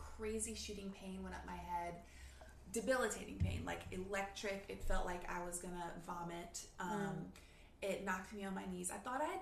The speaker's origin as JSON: {"language": "English", "region": "the South", "country": "United States", "tie": "born or raised there", "said": "I grew up in the South"}